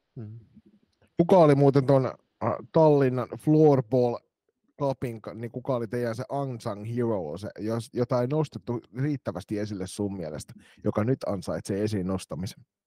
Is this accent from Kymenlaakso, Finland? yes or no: yes; Kotka, Kymenlaakso, Finland; now in Turku, Finland; mun kotikaupungissa ne oli niitä sisäänpäin kääntyneitä kotkalaisia